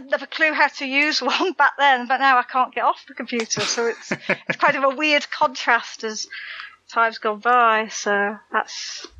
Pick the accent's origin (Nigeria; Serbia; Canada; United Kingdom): United Kingdom; South East England; now in Wales; I used to live in Kent for a while. I'm from Kent.